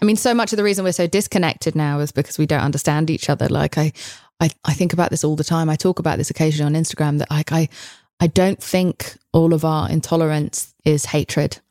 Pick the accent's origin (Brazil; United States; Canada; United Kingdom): United Kingdom; England; I'm English